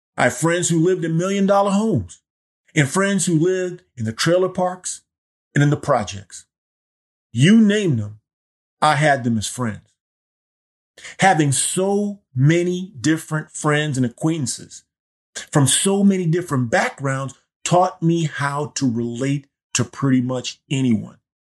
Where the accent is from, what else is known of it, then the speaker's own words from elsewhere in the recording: Key West, Florida, United States; growing up in Key West